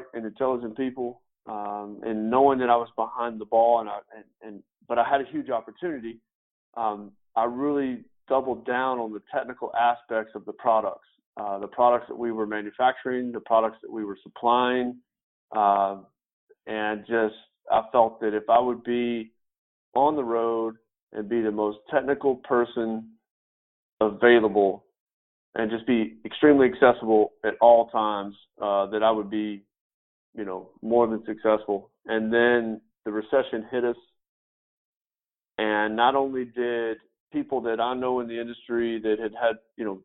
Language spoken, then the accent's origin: English; West Tennessee, United States; moved away as an adult; also born or lived in Florida / Franklin, Tennessee; I was born and raised in West Tennessee